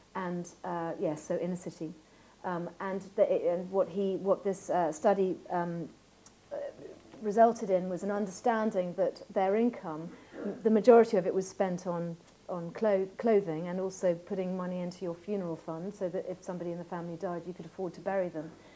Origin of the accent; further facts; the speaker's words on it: Ireland; my sheep was called Rafferty because I grew up in Ireland